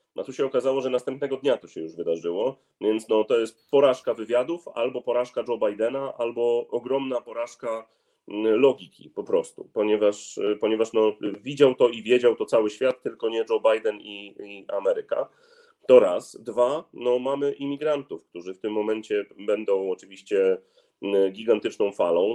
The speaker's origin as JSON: {"language": "Polish", "town": "Gdynia", "region": "Pomeranian Voivodeship", "country": "Poland", "said": "Ja jestem z Gdyni, jestem też posłem z Gdyni"}